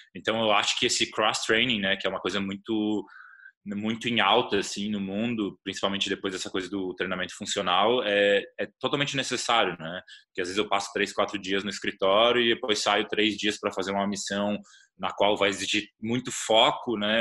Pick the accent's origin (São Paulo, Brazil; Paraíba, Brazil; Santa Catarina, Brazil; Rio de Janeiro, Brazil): Santa Catarina, Brazil; Florianópolis; Eu sou de Floripa, que tem uma comunidade bastante forte